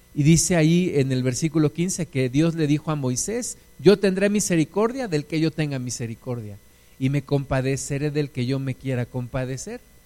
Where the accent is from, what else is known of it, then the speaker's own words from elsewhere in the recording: Mexico; nuestros paisanos mexicanos